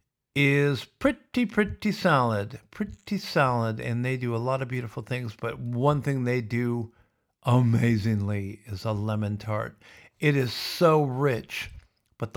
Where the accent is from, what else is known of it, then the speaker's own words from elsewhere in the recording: Sioux City, Iowa, United States; where I grew up in Sioux City